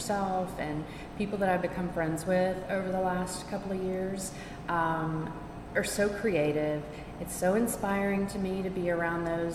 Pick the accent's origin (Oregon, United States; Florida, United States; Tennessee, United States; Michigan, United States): Tennessee, United States; also born or lived in Charleston, South Carolina; now in Atlanta, United States; I've only lived in the South my whole life. I grew up in Tennessee and lived in Charleston, South Carolina before moving to Atlanta, Georgia.